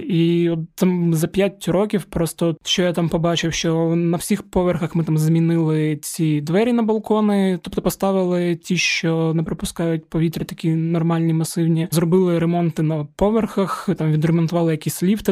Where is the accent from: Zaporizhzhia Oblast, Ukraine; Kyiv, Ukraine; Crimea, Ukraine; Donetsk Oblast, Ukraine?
Zaporizhzhia Oblast, Ukraine; Zaporizhzhia; я з Запоріжжя